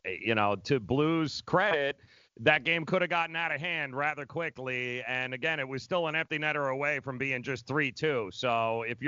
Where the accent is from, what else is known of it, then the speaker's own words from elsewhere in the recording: Long Island, New York, United States; I grew up in Long Island